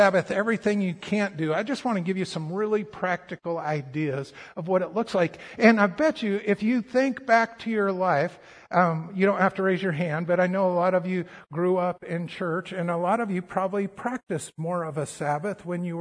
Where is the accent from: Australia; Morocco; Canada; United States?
United States; Colorado; growing up in Colorado